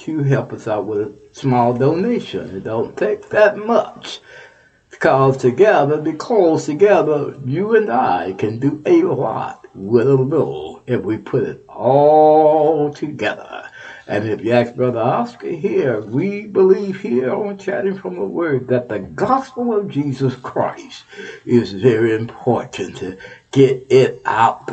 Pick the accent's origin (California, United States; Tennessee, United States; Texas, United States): Texas, United States; Texas, my home state, Texas